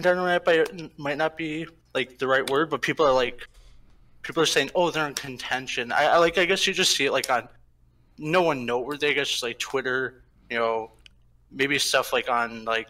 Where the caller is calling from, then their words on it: Chicago, Illinois, United States; Chicago, Illinois.